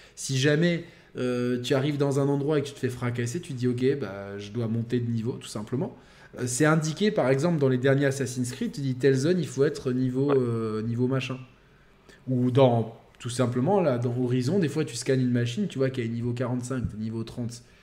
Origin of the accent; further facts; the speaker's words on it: southern France, France; nous, dans le sud, les sudistes, on peut pas parler normalement.